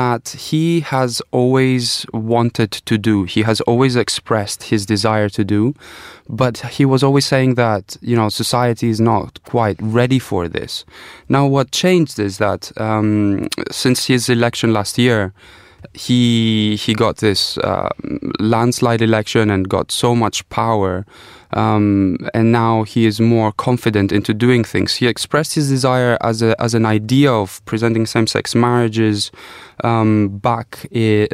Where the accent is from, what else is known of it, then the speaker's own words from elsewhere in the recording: Greece; moved away; growing up in Greece